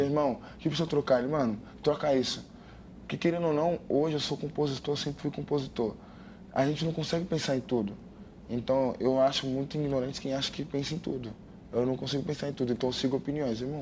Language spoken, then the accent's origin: Portuguese; Goianésia, Goiás, Brazil; Sinto orgulho e sempre vou mostrar para todo mundo de onde eu vim